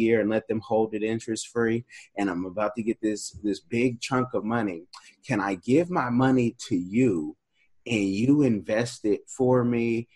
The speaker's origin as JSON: {"language": "English", "region": "California", "country": "United States", "said": "I'm being from California"}